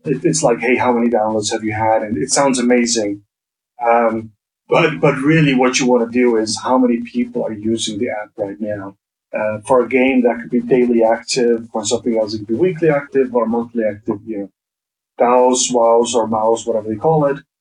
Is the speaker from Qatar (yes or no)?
no; Faroe Islands; I'm actually from the Faroe Islands